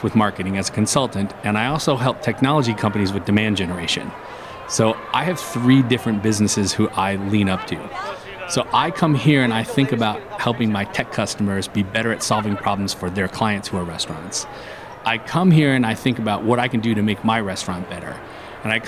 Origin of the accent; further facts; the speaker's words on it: Detroit, Michigan, United States; I'm from Detroit